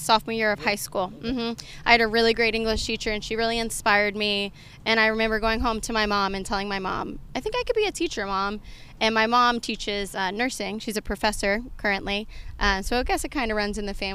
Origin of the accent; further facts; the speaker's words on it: Jacksonville, United States; moved away as an adult; also born or lived in Oxford, Mississippi; now in Houston, United States; I grew up in Jacksonville, and then I went to school at Ole Miss